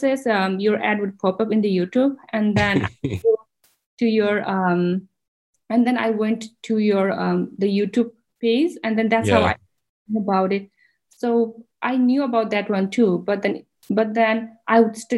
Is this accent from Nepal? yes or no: yes; Nepal; moved away as an adult; now in United States; I'm from Nepal